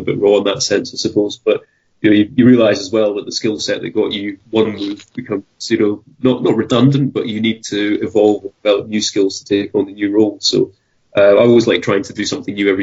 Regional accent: United Kingdom; as a British teacher

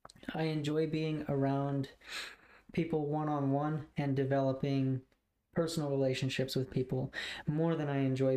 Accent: Goshen, United States; born in Goshen, raised here... There was one point in time where we actually almost moved to Oklahoma, like when I was in eighth or ninth grade.

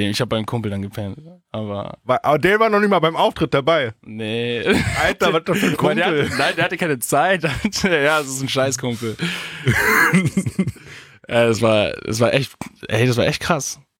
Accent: Augsburg, Bavaria, Germany; Äh, ich komme ja aus Augsburg, also wirklich aus Süden, und ich bin ganz in den Norden gefahren

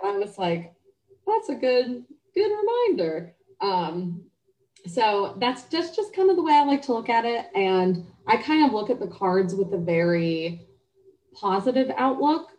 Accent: Cleveland, Ohio, United States; moved away as an adult; also born or lived in Cincinnati, Ohio; now in Charlotte, United States; I'm originally from Cleveland, Ohio. Um, I grew up there

